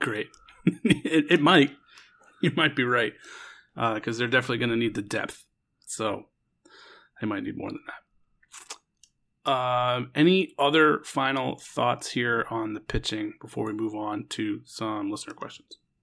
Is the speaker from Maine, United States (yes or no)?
yes; Portland, Maine, United States; my hometown Portland